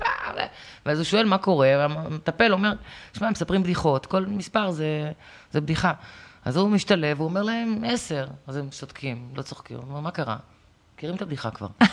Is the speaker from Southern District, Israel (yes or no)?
no; Acre, Northern District, Israel; גם אנחנו העכואים, אני נולדתי שם